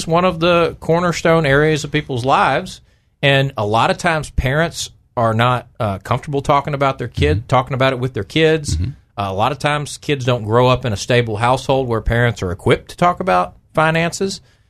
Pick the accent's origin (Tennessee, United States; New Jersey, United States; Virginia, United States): Tennessee, United States; moved away as an adult; now in Arkansas, United States; I grew up in Tennessee. I went to high school in Tennessee.